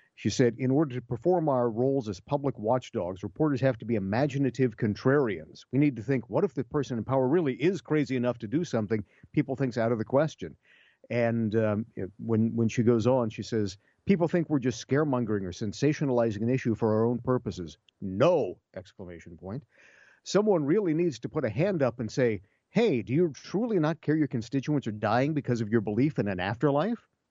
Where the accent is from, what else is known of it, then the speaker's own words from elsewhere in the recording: Ohio, United States; my home state of Ohio